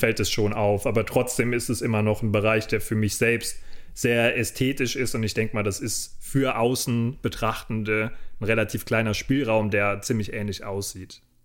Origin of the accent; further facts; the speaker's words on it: Rodenbach, Germany; wieder zu Hause in Rodenbach, in meinem Heimatdorf